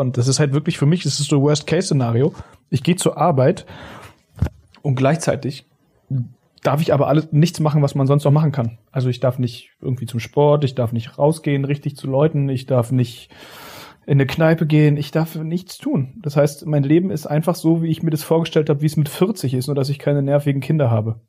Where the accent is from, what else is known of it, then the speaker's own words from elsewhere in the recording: Berlin, Germany; bei uns in Steglitz